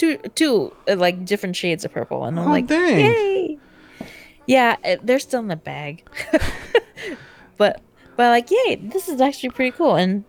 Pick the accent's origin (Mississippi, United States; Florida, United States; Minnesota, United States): Minnesota, United States; as the Minnesotan visiting the Philippines